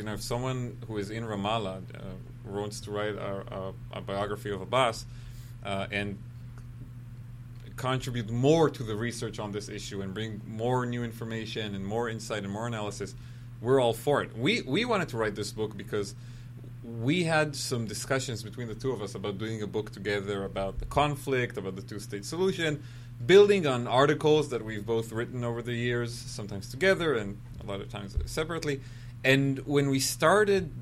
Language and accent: English; Israel; being an Israeli and being American